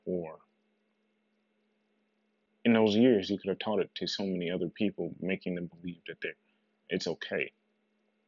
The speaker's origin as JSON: {"language": "English", "country": "United States", "tie": "born or raised there", "said": "I am an American. That is true. I come from this place. This is the only place I've ever known."}